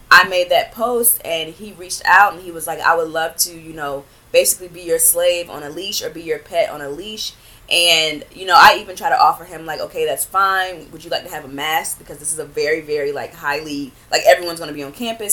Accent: Greenville, North Carolina, United States; moved away as an adult; also born or lived in Raleigh, North Carolina; now in New York, United States; I am originally from North Carolina, um, a small town called Greenville.

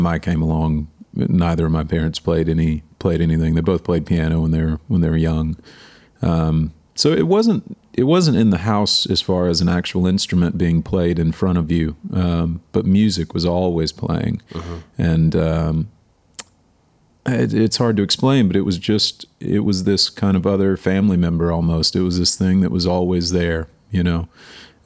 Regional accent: Waco, Texas, United States; also born or lived in New York; now in Nashville, United States; I grew up in Waco, Texas, which is right in the middle of the state

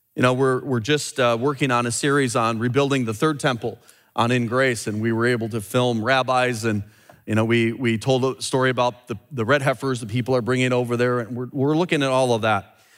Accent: United States; I'm an American

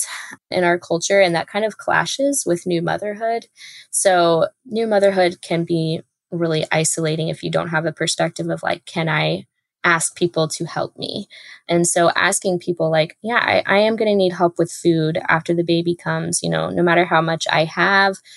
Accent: Texas, United States; I'm from Texas, but growing up in the United States

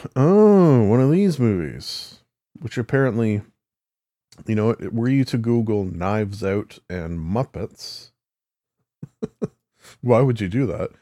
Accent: Canada; as a Canadian

